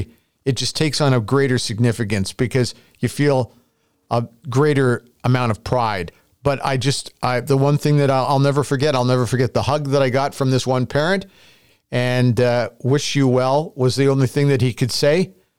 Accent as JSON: {"language": "English", "country": "Canada", "said": "And it made me feel so great about being a Canadian."}